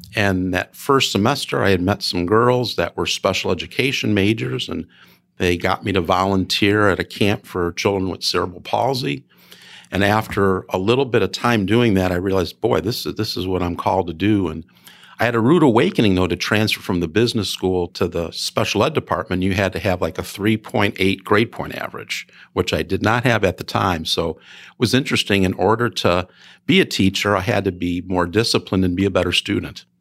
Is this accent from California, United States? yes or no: no; Chicago Heights, Illinois, United States; moved away; I grew up in a south suburb of Chicago, Chicago Heights